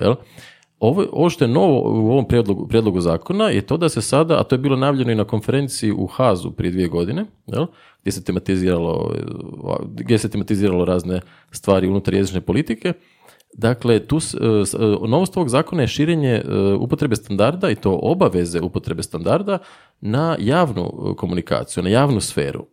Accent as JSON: {"language": "Croatian", "town": "Zagreb", "region": "City of Zagreb", "country": "Croatia", "accent": "Zagreb", "said": "Inače sam iz Zagreba, to će se vjerojatno čuti u mom govoru."}